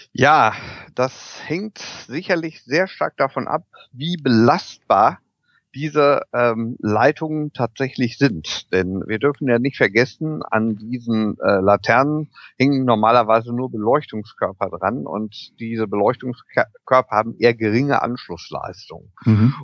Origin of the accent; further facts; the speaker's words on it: Germany; bei uns in Deutschland